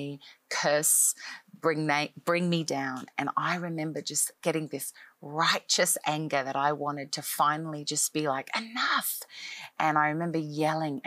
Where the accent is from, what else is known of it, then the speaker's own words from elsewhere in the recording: Australia; moved away as an adult; now in Nashville, United States; I am an Australian-born girl who grew up in Australia most of my life